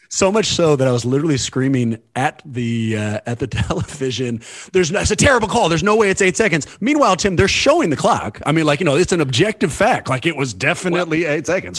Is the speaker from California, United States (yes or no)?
yes; California, United States; Born and raised in California